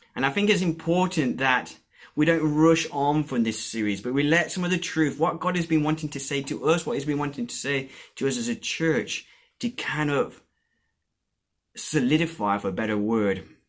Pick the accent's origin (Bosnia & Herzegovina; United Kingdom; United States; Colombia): Colombia; moved away; I was born and brought up in Colombia